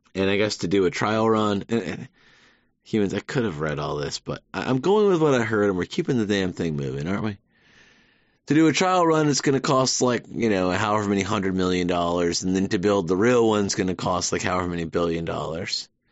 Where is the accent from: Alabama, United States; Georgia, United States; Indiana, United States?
Georgia, United States; Savannah; moved away as an adult; now in New York City, United States; I'm from Savannah, Georgia, born and raised.